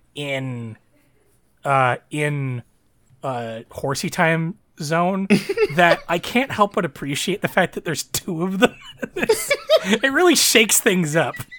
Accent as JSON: {"language": "English", "country": "Canada", "said": "Canada's kind of in a weird spot because, you know, we're, since you know, we're a predominantly, like, white nation."}